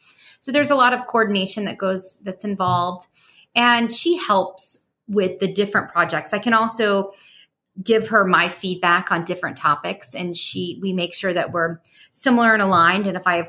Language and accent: English; Bunnell, Florida, United States; growing up in Bunnell.